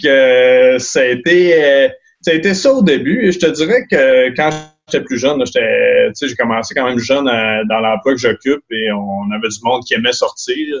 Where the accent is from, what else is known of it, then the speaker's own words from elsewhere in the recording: Pointe-aux-Outardes, Quebec, Canada; also born or lived in Sept-Îles / Montreal / Alma; now in Baie-Comeau, Canada; je suis né à Pointe-aux-Utardes, j'ai grandi là-bas, je te dirais jusqu'à l'âge adulte